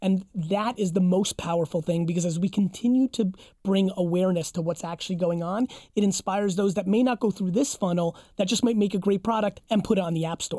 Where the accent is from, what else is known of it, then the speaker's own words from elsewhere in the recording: Belarus; born there; I was born in Belarus.